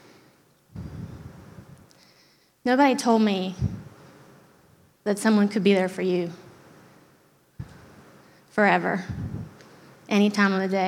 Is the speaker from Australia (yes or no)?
no; Germany; moved away; I grew up in Germany